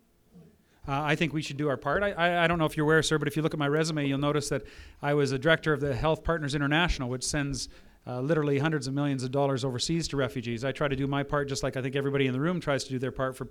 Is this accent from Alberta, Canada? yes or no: yes; Fort McMurray, Alberta, Canada; I come from Fort McMurray